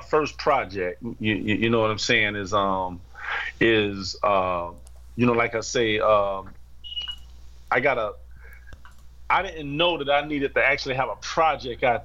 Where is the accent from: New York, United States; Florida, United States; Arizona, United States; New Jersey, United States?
Florida, United States; now in Florence; I'm from Florida, but I'm living in Florence right now.